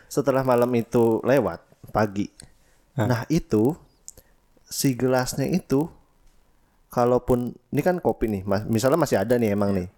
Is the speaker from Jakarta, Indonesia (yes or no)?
no; West Java, Indonesia; Emang gue orang Sunda.